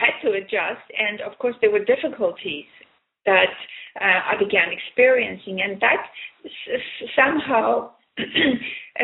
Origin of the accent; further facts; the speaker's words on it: Armenia; moved away as an adult; now in Canada; I was born in Armenia, which is used to be part of USSR. And when I moved to Canada in 1976, I experienced the culture shock